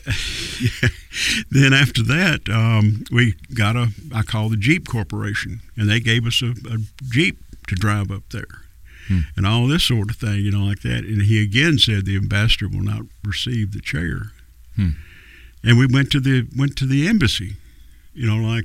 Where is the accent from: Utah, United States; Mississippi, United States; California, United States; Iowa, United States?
Mississippi, United States; I am from Mississippi